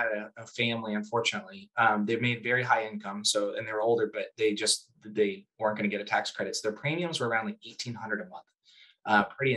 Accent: United States; I'm American

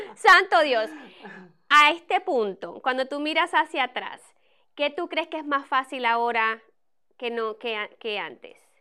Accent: Puerto Rico; moved away; yo soy de Puerto Rico

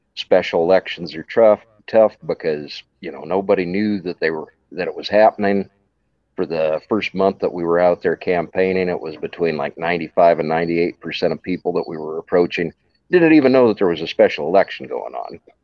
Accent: Wyoming, United States; now in Johnson County, Iowa, United States; I'm originally from Wyoming.

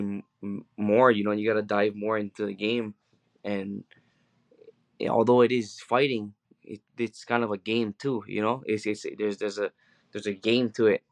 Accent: Hawaii, United States; I'm from Hawaii

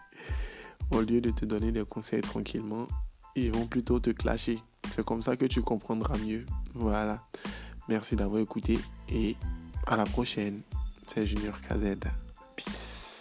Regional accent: Côte d’Ivoire; chez moi en Côte d'Ivoire

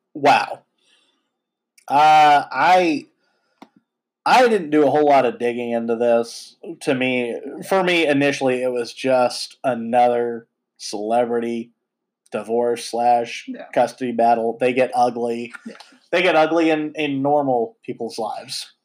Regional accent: United States; As an American

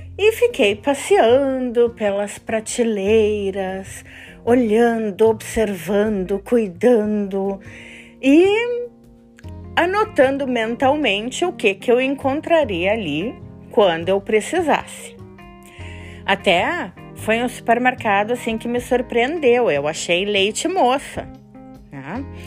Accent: Brazil; moved away as an adult; faz duas semanas que eu moro aqui e eu sou do Brasil

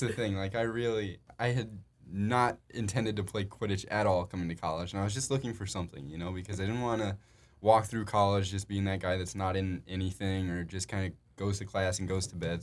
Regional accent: Chicago, Illinois, United States; We're both from Chicago

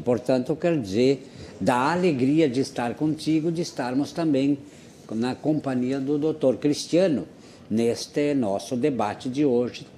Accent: Anta Gorda, Rio Grande do Sul, Brazil; em Antagorda, doutor Ricardo, que é a minha terra natal

